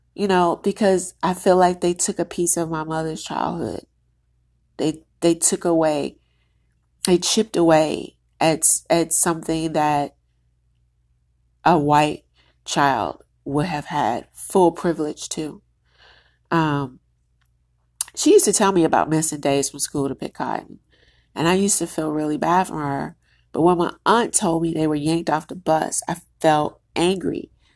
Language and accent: English; United States; I'm Black American